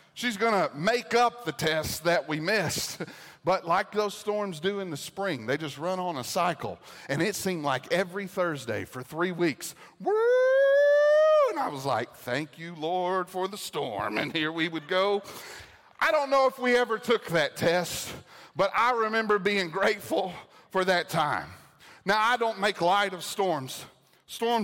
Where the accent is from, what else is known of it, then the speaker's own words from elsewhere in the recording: Arkansas, United States; moved away; I grew up in Arkansas.